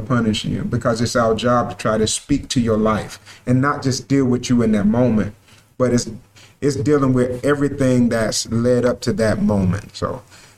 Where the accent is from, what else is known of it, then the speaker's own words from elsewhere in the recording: Sparta, Georgia, United States; I'm glad to be back in my hometown.